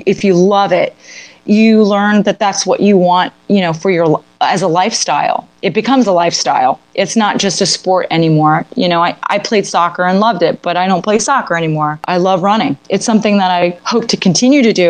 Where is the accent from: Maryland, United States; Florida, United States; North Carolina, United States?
Florida, United States; Coral Springs; also born or lived in North Miami Beach, Florida / Boca Raton, Florida; I was born in North Miami Beach, lived in Coral Springs and Boca my whole life.